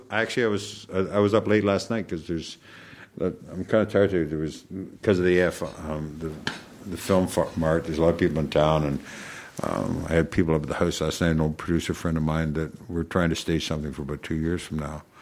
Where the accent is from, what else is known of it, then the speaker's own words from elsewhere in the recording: Canada; I I'm Canadian. I watch hockey.